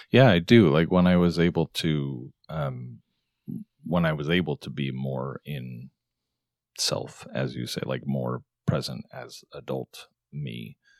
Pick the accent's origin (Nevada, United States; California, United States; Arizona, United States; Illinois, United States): Arizona, United States; born or raised there; moved away